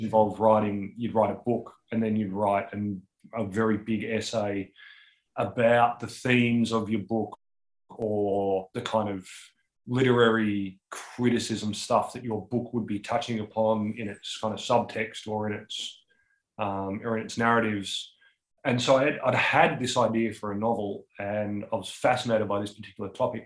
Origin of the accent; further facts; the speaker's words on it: Newstead, Victoria, Australia; also born or lived in Melbourne; It's my it's actually my hometown. So I grew up there